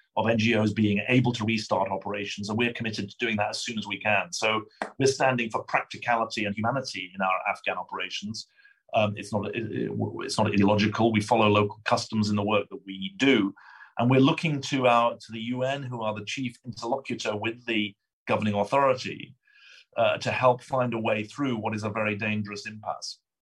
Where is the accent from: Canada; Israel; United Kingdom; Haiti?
United Kingdom; accent: British; now in United States; I am a British citizen. Um, my, my, accent is from Britain, not from Brooklyn